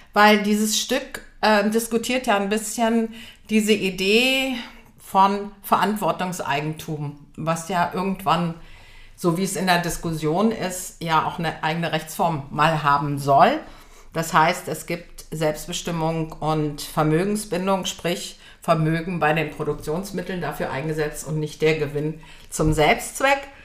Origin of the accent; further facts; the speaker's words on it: Göttingen, Lower Saxony, Germany; am Theater Heidelberg in Göttingen, wo ich herkomme